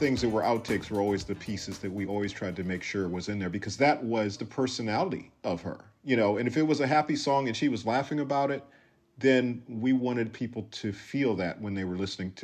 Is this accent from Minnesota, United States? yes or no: yes; Minneapolis, Minnesota, United States; born or raised there; moved away; also born or lived in Los Angeles